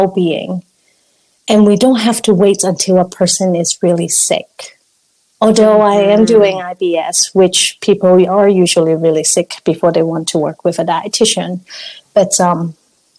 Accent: Hong Kong; moved away; I'm from Hong Kong

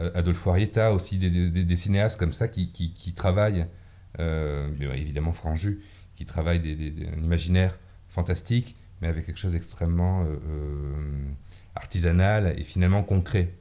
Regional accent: Mont-de-Marsan, Nouvelle-Aquitaine, France; moved away as an adult; also born or lived in Paris; dans une ville qui est ma ville natale, où j'ai grandi, enfin où je suis né, où j'ai grandi et de laquelle je suis parti à, 18 ans, donc Mont-de-Marsan dans les Landes

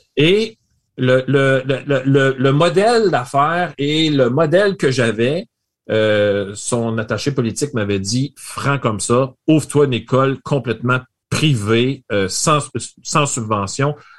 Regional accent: Rimouski, Quebec, Canada; je viens de Rimouski. J'ai fait mon bac à Rimouski.

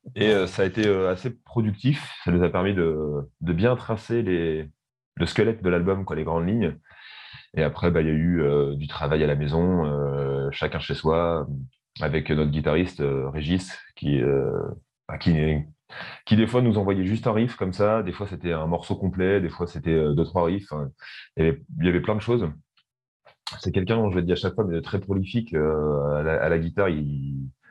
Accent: Rouen, Normandy, France; first language French; on est originaire de, de Rouen, en Normandie, donc en France.

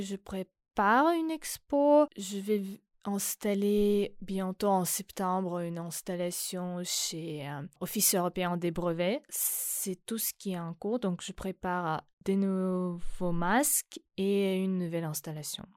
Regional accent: Donbas, Ukraine; French is a second language; now in France; je viens de Donbass

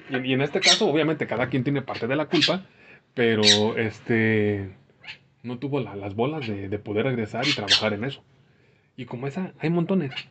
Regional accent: Mexico; nosotros como mexicanos.

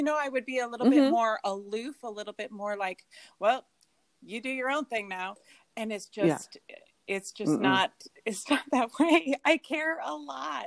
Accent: Arizona, United States; I was born here in Arizona, where I still live

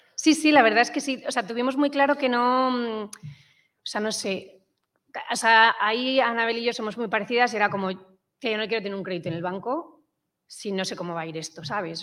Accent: Madrid, Community of Madrid, Spain; also born or lived in England; soy, de Madrid

